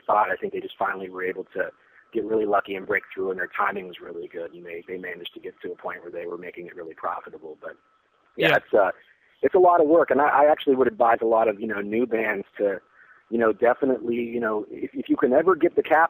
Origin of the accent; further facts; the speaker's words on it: San Francisco, California, United States; growing up in the San Francisco thrash scene